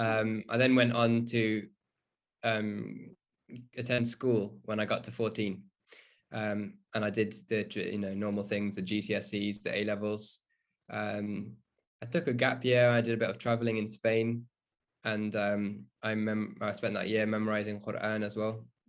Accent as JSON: {"language": "English", "town": "Burton upon Trent", "region": "West Midlands", "country": "United Kingdom", "tie": "born or raised there", "said": "So I grew up in the Midlands, um, and in a town close to Birmingham, um, called Burton"}